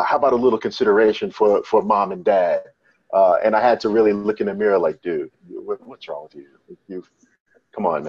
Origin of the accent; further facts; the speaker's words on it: New York, United States; moved away as an adult; now in Washington, D.C., United States; as a New Yorker, a native New Yorker